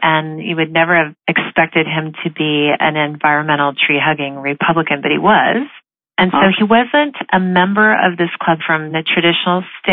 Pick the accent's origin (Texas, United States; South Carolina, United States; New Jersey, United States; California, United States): California, United States; Los Altos; I grew up in Los Altos in Northern California, which was a semi-rural town